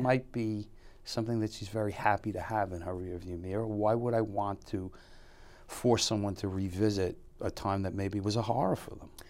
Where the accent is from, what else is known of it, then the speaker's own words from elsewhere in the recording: New York City, New York, United States; I grew up in Bushwick